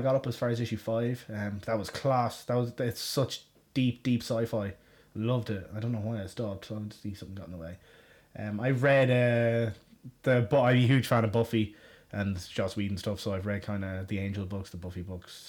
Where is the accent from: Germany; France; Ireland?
Ireland; Galway, Connacht; moved away as an adult; now in Westmeath, Ireland; I grew up in Galway in Ireland.